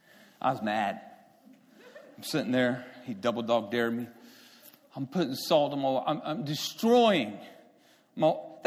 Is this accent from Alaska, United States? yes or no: no; Beeville, Texas, United States; born there; I was born in Beeville, Texas, South Texas.